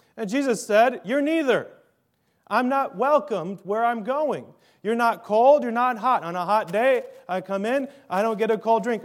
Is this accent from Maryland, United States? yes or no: no; Minnesota, United States; I'm from Minnesota